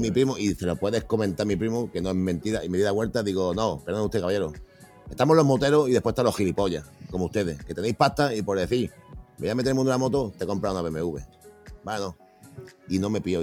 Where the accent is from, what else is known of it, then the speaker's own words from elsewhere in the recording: Spain; los españoles eh, nos quejamos de todo y somos españoles